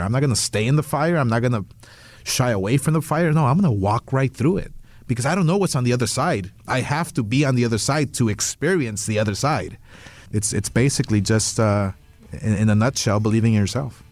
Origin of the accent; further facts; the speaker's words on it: Los Angeles, California, United States; where I came from, where I grew up in East LA, dirt poor, humble with nothing